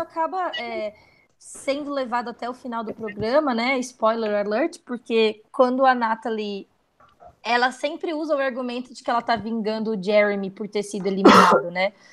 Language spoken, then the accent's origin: Portuguese; Brazil; eu não sou lida como brasileira fora do Brasil